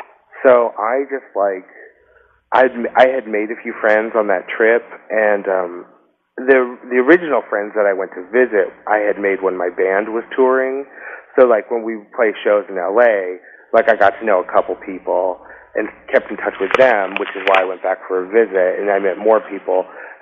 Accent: Acton, Massachusetts, United States; moved away as an adult; also born or lived in Indiana / Boston area; now in Los Angeles, United States; I was born overseas, but I grew up in Massachusetts, in the sort of woodsy suburbs in a town called Acton, and when I graduated high school, I moved to Indiana, and I lived there for like 7 years.

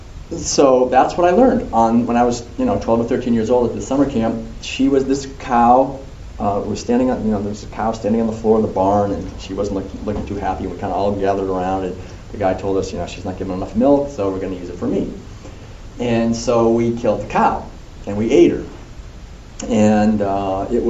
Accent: Concord, Massachusetts, United States; as a little kid, for me, growing up in Concord

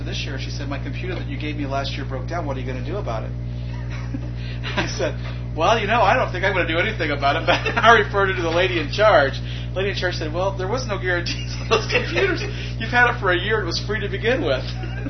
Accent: Indiana, United States; We're from Central Indiana.

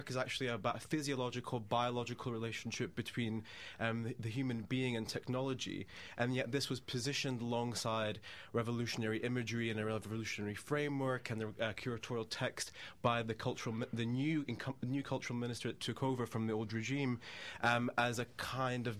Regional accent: United Kingdom; growing up in Britain

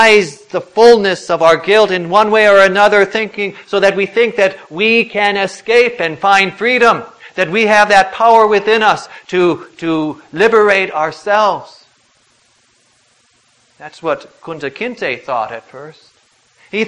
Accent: United States; we were born as American citizens, born in the land of the free and the home of the brave

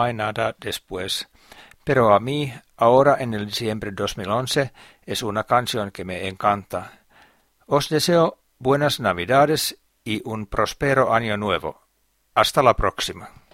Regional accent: Finland; Spanish is a second language; mi país, Finlandia

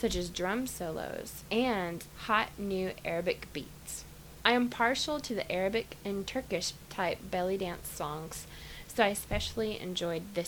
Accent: Arkansas, United States; I'm from Arkansas.

